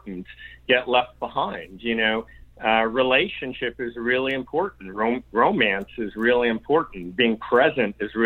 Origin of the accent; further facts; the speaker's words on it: New York, United States; I'm from New York.